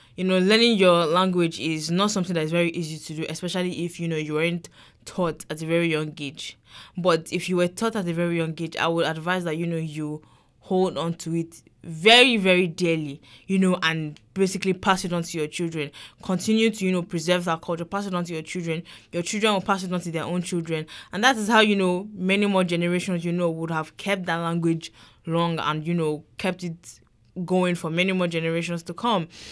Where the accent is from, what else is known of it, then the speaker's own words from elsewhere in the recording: Nigeria; first language English; now in United States; I am Yoruba. I am from Nigeria